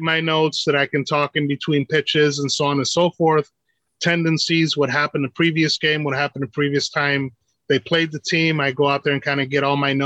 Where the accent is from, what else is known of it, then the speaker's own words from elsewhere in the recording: New York, United States; first language English; now in Seattle, United States; growing up in New York, I was a short kid